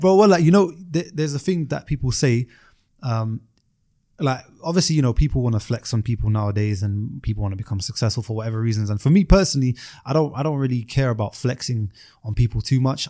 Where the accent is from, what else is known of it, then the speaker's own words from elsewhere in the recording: London, United Kingdom; I'm from South London